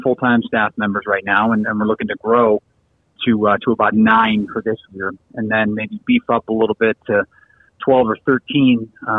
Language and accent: English; Chicago, Illinois, United States; moved away; I'm originally from Chicago.